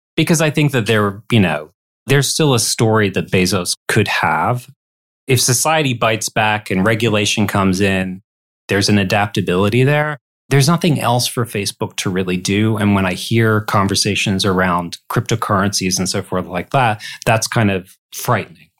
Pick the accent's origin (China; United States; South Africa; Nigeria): United States; Detroit, Michigan; That's my hometown